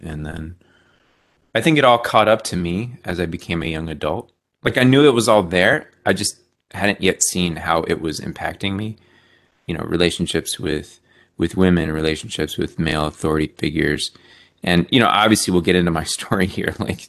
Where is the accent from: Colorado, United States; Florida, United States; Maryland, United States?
Maryland, United States; also born or lived in Philadelphia, Pennsylvania / Hawaii; I was born in outside Philadelphia. We moved to Hawaii. I lived in Hawaii for the first like 4 years of my life. Then we moved to Southern Maryland when I was in kindergarten